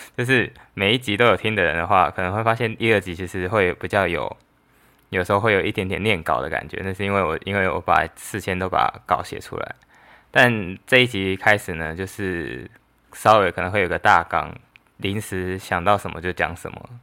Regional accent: Taiwan; 我是来自台湾

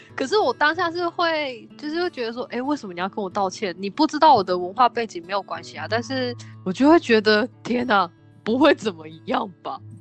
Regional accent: Taiwan; moved away as an adult; now in Canada; 我来自台湾哦

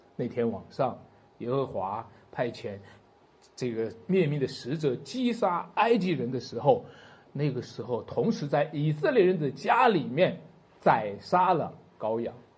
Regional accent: China; 我们中国人

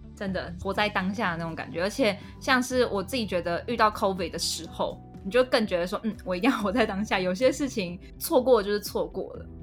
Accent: Taiwan; moved away; 身为台湾人真的很棒了

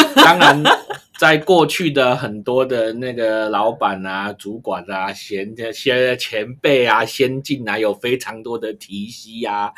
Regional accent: Taiwan; 我们台湾人出去很自动地就会戴口罩

